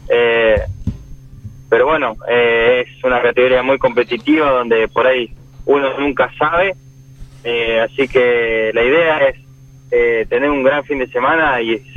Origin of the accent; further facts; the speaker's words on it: Villa Regina, Río Negro, Argentina; De Villa Regina.